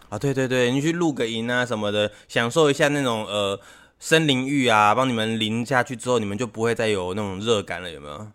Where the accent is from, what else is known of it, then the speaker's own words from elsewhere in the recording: Taiwan; 我们台湾这边， 台湾这边呢，是一个那个比较潮湿的气候